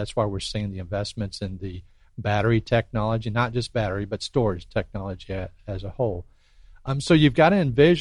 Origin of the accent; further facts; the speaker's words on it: Pensacola, Florida, United States; moved away as an adult; I grew up here in Pensacola, so my heart's here.